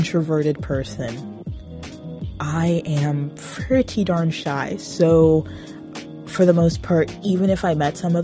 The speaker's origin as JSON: {"language": "English", "town": "Brampton", "region": "Ontario", "country": "Canada", "tie": "born or raised there", "also_born_or_lived": "Toronto, Ontario", "said": "I was born a Torontonian. Woot. But I've been Brampton for well over half of my life."}